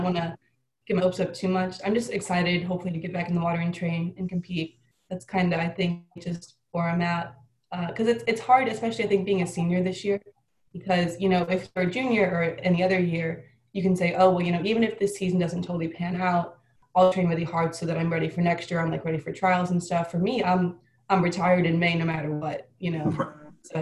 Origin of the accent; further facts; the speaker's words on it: Illinois, United States; moved away as an adult; now in Miami, United States; we're both backstrokers from Illinois